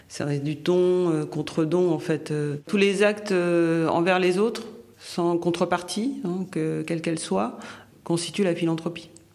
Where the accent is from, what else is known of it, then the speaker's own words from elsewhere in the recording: Haiti; moved away; also born or lived in United States / France; originaire euh, d'Haïti mais de nationalité américaine. Euh, j'ai vécu en France une bonne partie de, ma vie